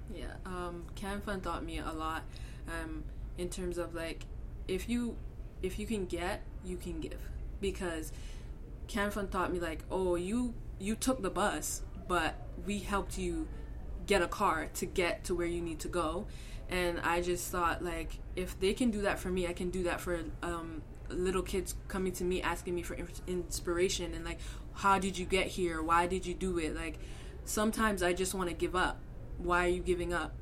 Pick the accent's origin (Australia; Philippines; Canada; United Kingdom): Canada; also born or lived in Scarborough, Toronto, Ontario; being a Canadian athlete and being female